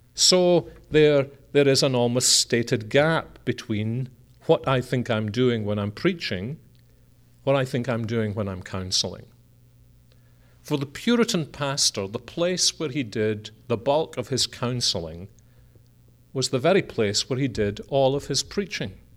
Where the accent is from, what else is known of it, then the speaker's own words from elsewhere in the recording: Scotland, United Kingdom; we're a Scottish family